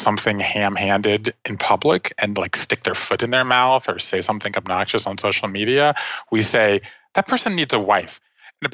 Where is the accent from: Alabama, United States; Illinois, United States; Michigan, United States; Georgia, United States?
Georgia, United States; Savannah; moved away; I grew up in Savannah, Georgia